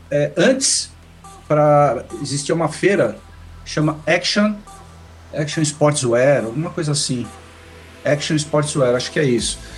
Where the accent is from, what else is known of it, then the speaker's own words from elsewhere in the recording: Maresias, São Paulo, Brazil; ah, porque eu sou lá de Maresias, tenho casa lá, tudo.